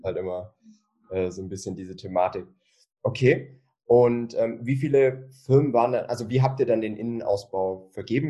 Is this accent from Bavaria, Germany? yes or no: yes; Bavaria, Germany; bei uns in Bayern